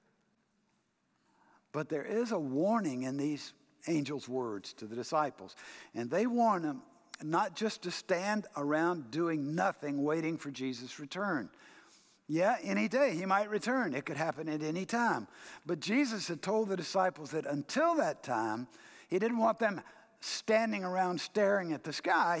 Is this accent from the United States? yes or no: yes; United States